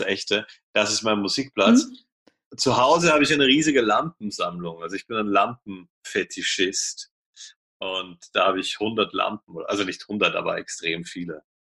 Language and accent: German; Vienna, Austria; ich komme aus Wien